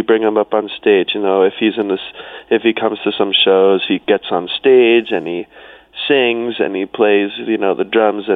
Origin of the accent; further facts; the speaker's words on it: South Carolina, United States; I grew up on an island, which is all the way at the bottom of South Carolina